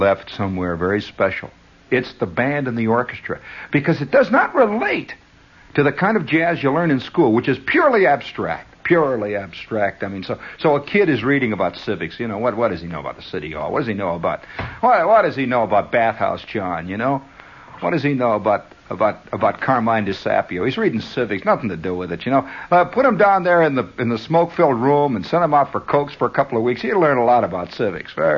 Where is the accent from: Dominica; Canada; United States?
United States; I am an American